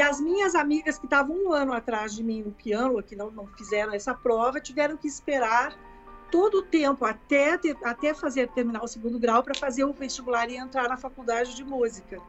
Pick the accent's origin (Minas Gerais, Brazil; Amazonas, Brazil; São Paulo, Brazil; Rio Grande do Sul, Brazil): Rio Grande do Sul, Brazil; Caxias do Sul; now in Porto Alegre, Brazil; eu sou natural de Caxias do Sul e com quatro anos eh, a minha mãe me colocou numa professora de piano